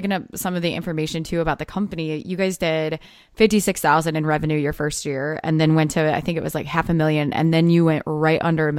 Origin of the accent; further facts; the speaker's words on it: Midwest, United States; born and raised in Indiana, which clearly we bonded over that because we're both Midwesterners.